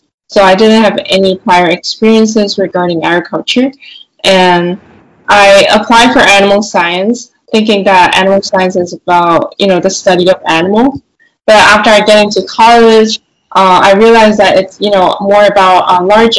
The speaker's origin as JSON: {"language": "English", "town": "New York City", "region": "New York", "country": "United States", "tie": "born or raised there", "also_born_or_lived": "China", "said": "And originally I was born in New York City, but when I was 2 years old, I went to China to study abroad and then came back to New York City until I was 14 years old"}